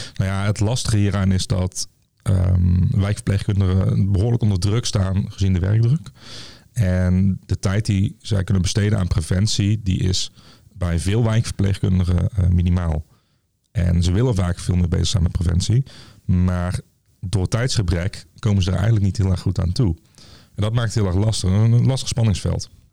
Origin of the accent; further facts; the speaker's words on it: Tilburg, North Brabant, Netherlands; ik kom zelf uit Tilburg, en, of uit Goorlen onder Tilburg